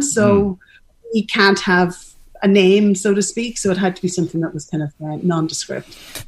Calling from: Dublin, Leinster, Ireland; So it does, you know, we're dialing in from Dublin, and you know somebody has a lovely thing to say about Ireland

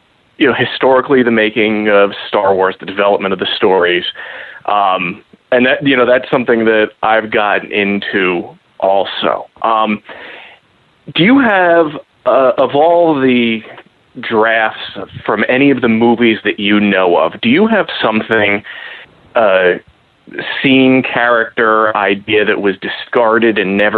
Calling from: Columbus, Ohio, United States; This is … from Columbus, Ohio.

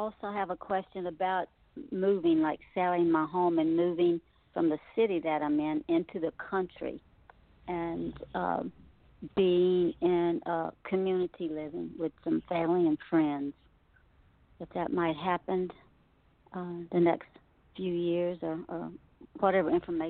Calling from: Louisiana, United States; Hello, this is …, and I'm in Louisiana.

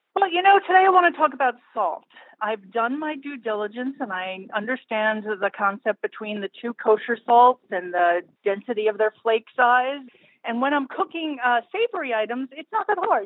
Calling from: Los Angeles, California, United States; I am calling from Los Angeles

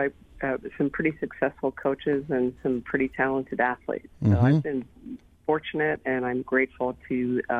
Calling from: Austin, Texas, United States; Austin, Texas.

